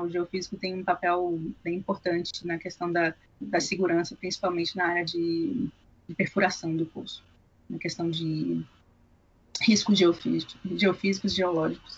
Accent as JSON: {"language": "Portuguese", "region": "Bahia", "country": "Brazil", "moved": "yes", "said": "na área de onde eu vim, a Bahia"}